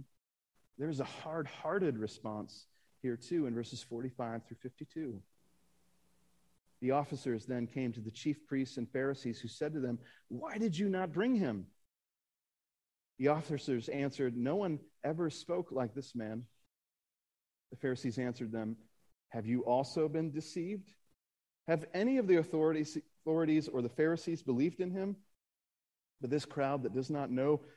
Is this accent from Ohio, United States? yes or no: yes; Akron, Ohio, United States; I'm from Akron